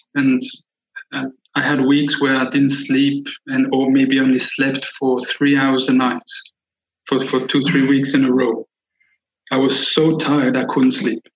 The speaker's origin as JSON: {"language": "English", "country": "Switzerland", "tie": "born or raised there", "said": "I was born and raised in Switzerland"}